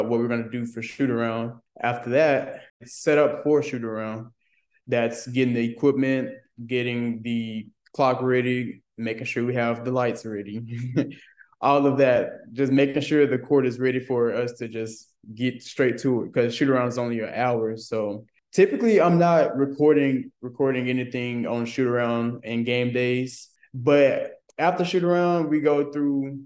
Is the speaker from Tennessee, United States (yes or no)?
yes; Memphis, Tennessee, United States; I'm from Memphis, Tennessee